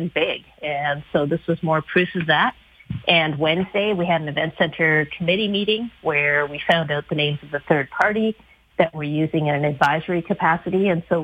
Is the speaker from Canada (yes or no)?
yes; Canada; to be a Canadian